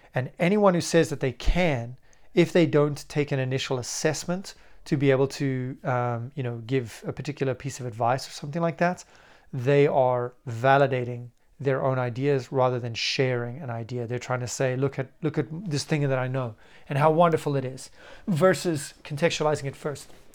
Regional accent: South Africa; moved away; also born or lived in United Kingdom / Argentina; I'm from South Africa and lived for a long time in the U K as well

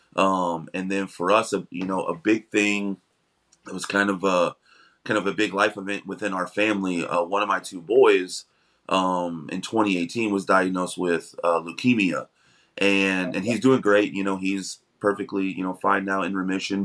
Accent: Missouri, United States; moved away as an adult; now in Florida, United States; we're originally from Missouri, but we moved down here um in 2020

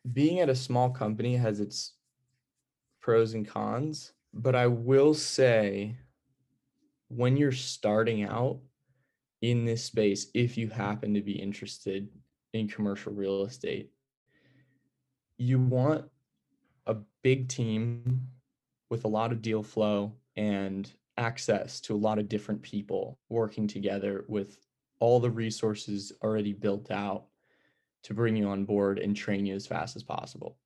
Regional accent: Greenlawn, New York, United States; moved away as an adult; now in California, United States; I'm from Green Lawn, New York, a small town on Long Island

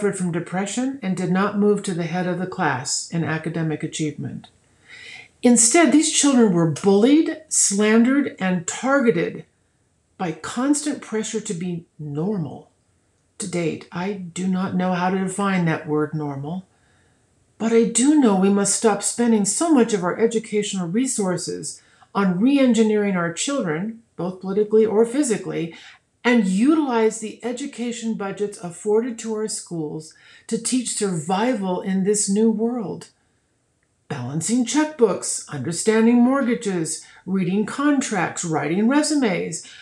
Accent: Colorado Springs, Colorado, United States; the Colorado Springs Gazette, which is my hometown newspaper

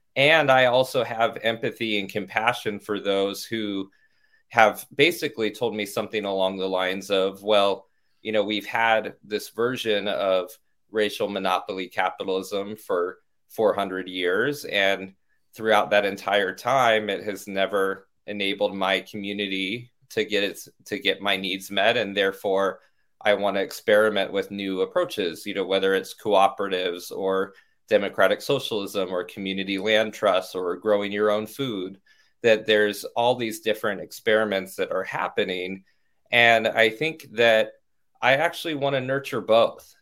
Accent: Orange County, California, United States; also born or lived in Stanford, California; now in Washington, D.C., United States; I grew up in Orange County, California, a white affluent suburb

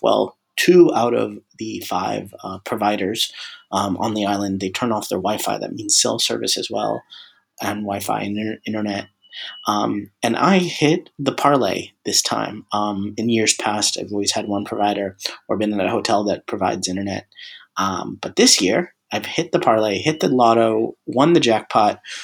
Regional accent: Tampa, Florida, United States; my hometown, Tampa Bay

